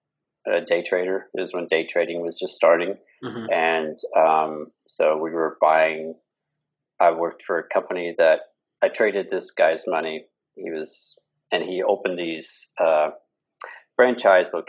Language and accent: English; Kansas, United States; moved away as an adult; also born or lived in Denver / San Diego; I grew up in Kansas.